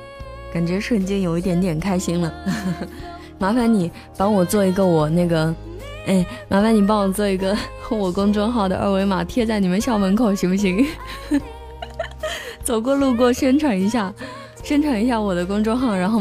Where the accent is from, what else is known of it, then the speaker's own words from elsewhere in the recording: South China, China; 我的普通话一点都不好，因为我是一个南方人，所以我经常说话的时候会，嗯，我自己都听不懂。